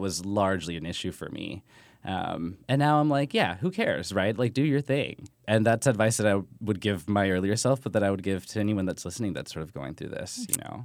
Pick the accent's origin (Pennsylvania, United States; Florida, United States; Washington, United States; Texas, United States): Texas, United States; my family, we're from Texas, where being Mexican is a little more, I don't, quote-unquote, normal